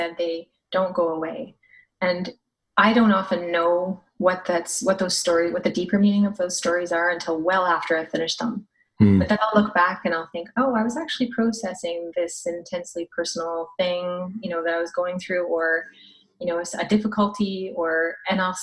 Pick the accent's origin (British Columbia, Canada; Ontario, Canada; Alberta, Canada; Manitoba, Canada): Alberta, Canada; Canmore; also born or lived in Saskatchewan; my dad is from Saskatchewan and my family lives there, but actually I'm more from the mountains. I lived in Canmore.